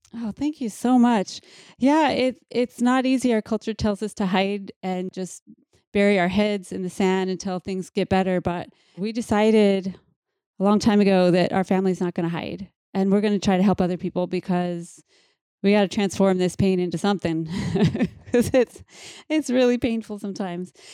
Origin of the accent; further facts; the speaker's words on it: Mankato, Minnesota, United States; I was born in Mankato